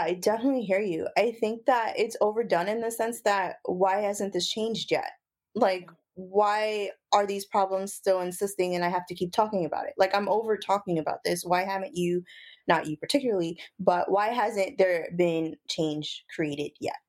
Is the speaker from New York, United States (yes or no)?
yes; Brooklyn, New York, United States; I'm from Brooklyn, New York